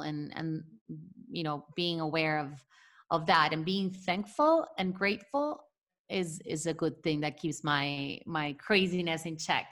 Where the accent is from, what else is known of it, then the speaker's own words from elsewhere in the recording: Venezuela; moved away; growing up in Venezuela